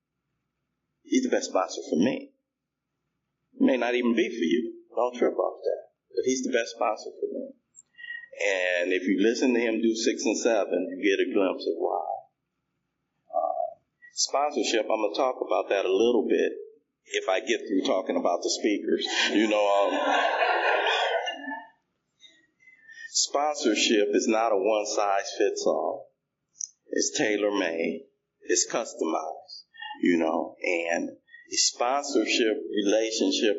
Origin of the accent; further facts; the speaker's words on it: Los Angeles, California, United States; I come from South Central Los Angeles. I have a big family